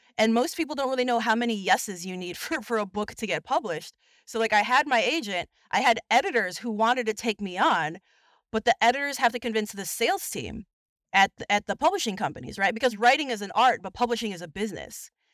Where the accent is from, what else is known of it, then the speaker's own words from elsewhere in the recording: Chicago, Illinois, United States; I was born and raised in Chicago to, uh, immigrant parents.